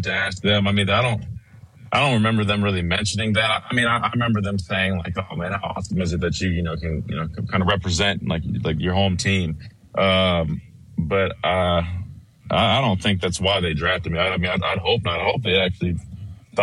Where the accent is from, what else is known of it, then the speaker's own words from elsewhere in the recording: Columbia, South Carolina, United States; played at Ridgeview High School back in my hometown